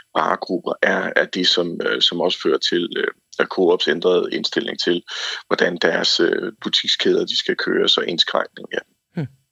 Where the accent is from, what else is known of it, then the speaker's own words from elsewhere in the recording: Sønderborg, Southern Denmark, Denmark; i Sønderborg, hvor jeg kommer fra